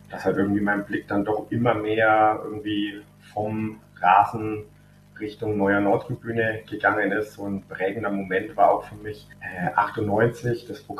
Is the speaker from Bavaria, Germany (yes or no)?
yes; Fürth, Bavaria, Germany; Also unser Stadion, der Sportpark Kronhof, der steht ja im Laubenweg und ich bin eben im Laubenweg auch aufgewachsen, also in unmittelbarer Nähe zum Stadion